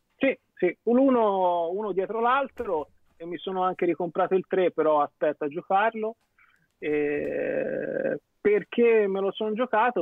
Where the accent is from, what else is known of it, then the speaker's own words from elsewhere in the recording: Tuscany, Italy; io essendo toscano